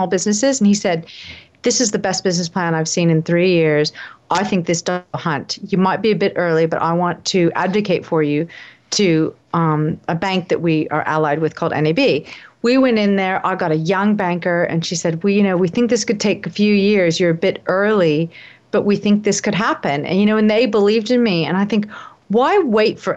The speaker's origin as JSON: {"language": "English", "country": "United States", "moved": "yes", "lives_now": "Australia", "said": "I'm obviously American living in Australia"}